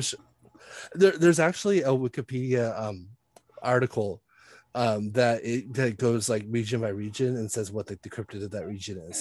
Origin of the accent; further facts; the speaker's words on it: San Diego, California, United States; I grew up in San Diego, very far away from that area of San Diego, but I grew up in the county